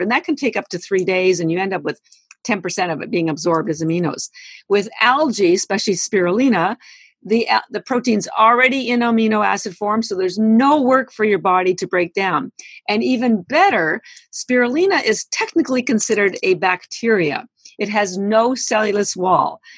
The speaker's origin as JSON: {"language": "English", "country": "Canada", "moved": "yes", "lives_now": "United States", "said": "I am Canadian"}